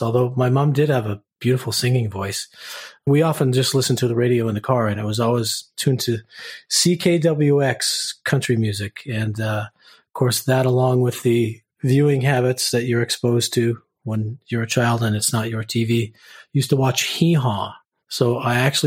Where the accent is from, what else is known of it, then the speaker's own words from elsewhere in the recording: Vancouver, British Columbia, Canada; moved away as an adult; also born or lived in United States; I grew up in the East End, as we used to call it, which is now East Van / the Drive, so Commercial Drive area